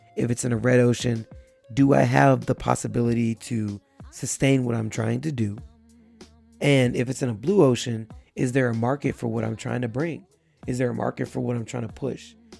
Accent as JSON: {"language": "English", "region": "Texas", "country": "United States", "tie": "born or raised there", "said": "I'm in an area here in my hometown"}